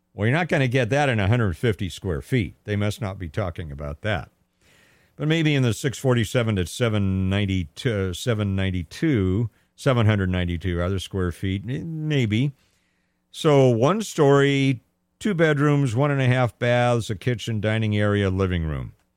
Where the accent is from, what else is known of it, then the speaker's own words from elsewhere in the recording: Pasadena, California, United States; my hometown of Pasadena, California